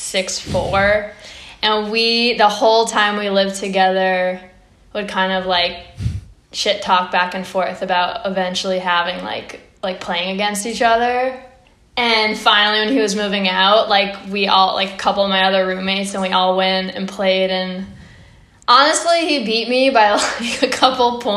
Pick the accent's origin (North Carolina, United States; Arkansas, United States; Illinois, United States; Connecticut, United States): Connecticut, United States; Old Saybrook; I am from Old Saybrook, Connecticut. It's like a small town in Connecticut.